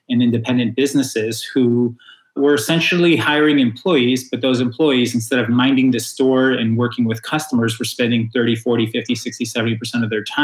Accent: Chicago, Illinois, United States; always a pleasure to chat with a fellow Chicagoan

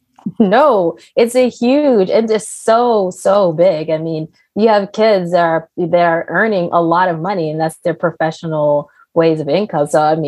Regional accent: Riyadh, Riyadh Province, Saudi Arabia; also born or lived in Maryland; now in United States; So as a kid, I was born in the United States, in Maryland in particular. And then I moved to Riyadh, Saudi Arabia. So I actually lived in the Middle East for the most of my growing up. So now I know Arabic and English.

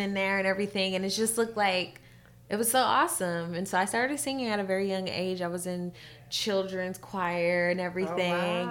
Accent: California, United States; born and raised in Cali

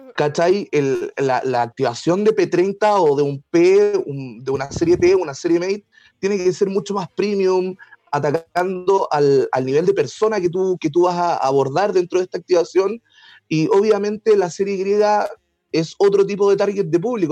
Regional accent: Puerto Montt, Los Lagos, Chile; moved away as an adult; now in Santiago, Chile; ya hace 14 años que estoy viviendo en Santiago Oh, Y oh. soy de Puerto Montt.

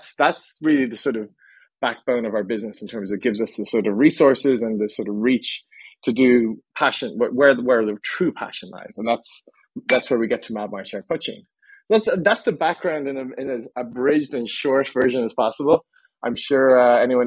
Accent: Ireland; also born or lived in Texas / China / Southern California; now in United States; they moved back to Ireland, I think, 3 or 4 months after I was born. So I never quite got to pick up that Texas twang

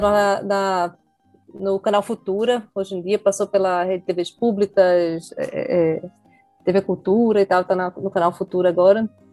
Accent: Recife, Pernambuco, Brazil; eu sou recifense, né? Estou falando aqui de Recife

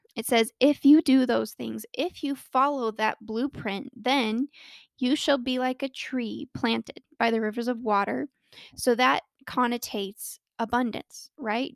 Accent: Colorado, United States; born or raised there

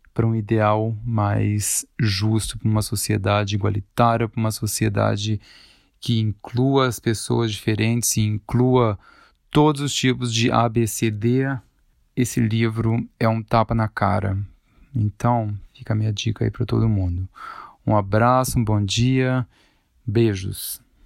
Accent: Volta Redonda, Rio de Janeiro, Brazil; now in Zurich, Switzerland; Eu sou de Volta Redonda, mas atualmente eu moro em Zurique.

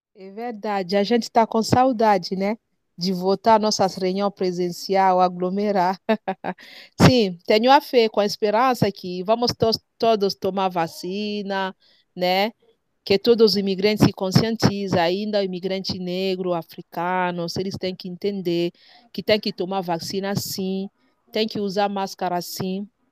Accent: DR Congo; Portuguese is a second language; moved away as an adult; now in Brazil; sou da República Democrática do Congo. É, estou no Brasil há cinco anos

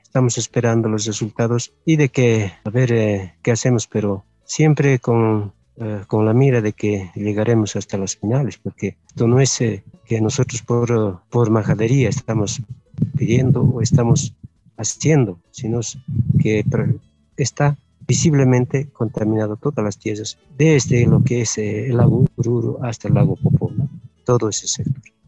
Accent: Ayllu San Agustín de Puñaca, Poopó municipality, Ayuracari community, Oruro, Bolivia; soy del Ayu San Agustín de Puñaca, ah, del municipio de Popó y de la comunidad de Ayuracari

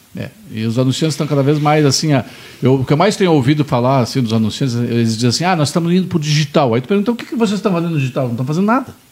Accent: Pelotas, Rio Grande do Sul, Brazil; now in Porto Alegre, Brazil; eu sou de Pelotas, mas eu estou aqui em Porto Alegre desde 80, estou há 39 anos em Porto Alegre

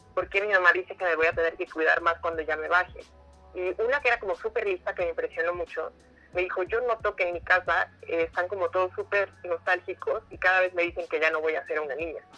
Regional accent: Oaxaca, Mexico; now in Mexico City, Mexico; yo soy de Oaxaca

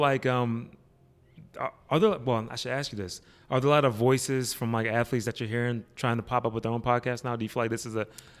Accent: Pittsburgh, Pennsylvania, United States; I'm from Pittsburgh.

